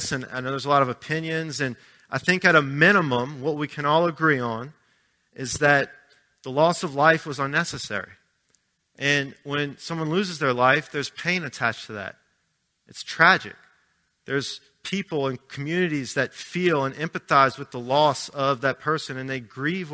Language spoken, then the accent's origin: English; Arabi, Louisiana, United States; now in Pittsburgh, United States; I grew up right outside New Orleans in Araby